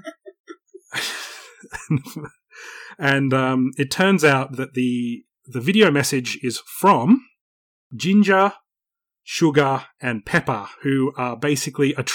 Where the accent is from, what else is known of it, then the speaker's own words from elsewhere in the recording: Australia; I grew up in Australia